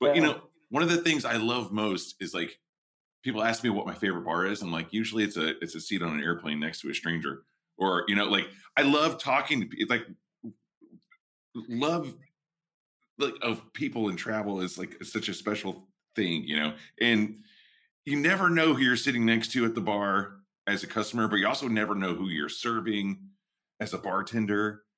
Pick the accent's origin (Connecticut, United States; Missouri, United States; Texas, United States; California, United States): Texas, United States; like growing up in Texas and like, we're old state neighbors, you know, we're from the same zone.